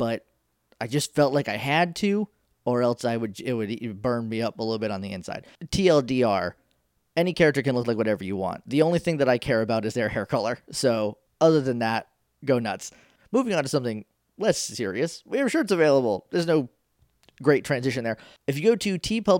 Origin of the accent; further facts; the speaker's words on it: New Hampshire, United States; I'm from New Hampshire.